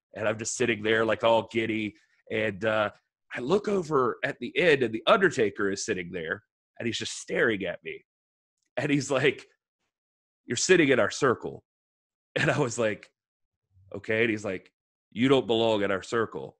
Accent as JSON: {"language": "English", "region": "Georgia", "country": "United States", "tie": "born or raised there", "moved": "yes", "said": "I grew up in Georgia originally"}